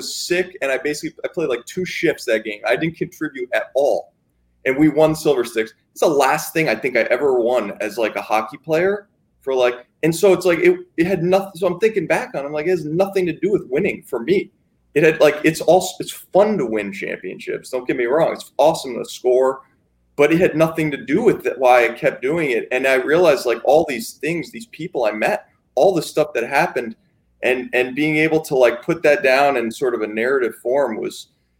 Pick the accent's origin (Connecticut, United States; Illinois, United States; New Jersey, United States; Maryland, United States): Connecticut, United States; my youth hockey coach growing up in Connecticut